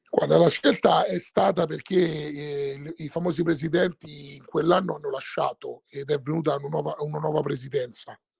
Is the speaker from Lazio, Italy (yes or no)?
yes; Rome, Lazio, Italy; essendo romano, romanista